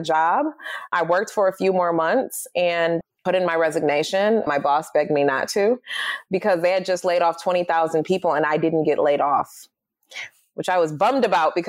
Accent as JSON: {"language": "English", "town": "Detroit", "region": "Michigan", "country": "United States", "tie": "born or raised there", "said": "I was born and raised in Detroit. My parents are Ugandan immigrants"}